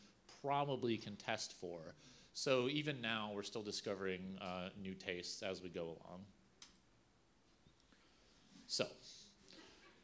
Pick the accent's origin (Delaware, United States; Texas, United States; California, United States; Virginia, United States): Virginia, United States; I'm from Virginia. We love cured ham there.